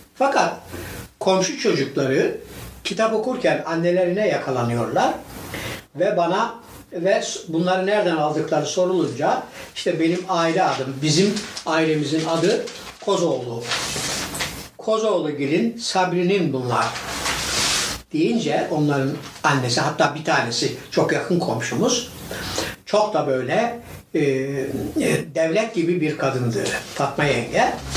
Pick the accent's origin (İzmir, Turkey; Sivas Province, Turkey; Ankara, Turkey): Sivas Province, Turkey; Divriği; now in Istanbul, Turkey; Divriğinin Kırkgöz köyünde doğmuşum.